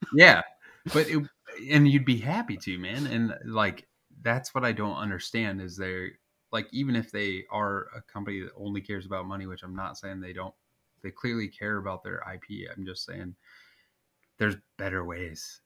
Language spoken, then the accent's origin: English; Nebraska, United States; I'm from Nebraska